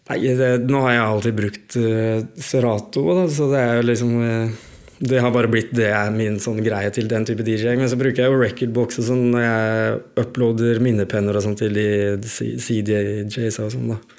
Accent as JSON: {"language": "Norwegian", "town": "Skien", "region": "Telemark", "country": "Norway", "said": "jeg er jo fra Skien"}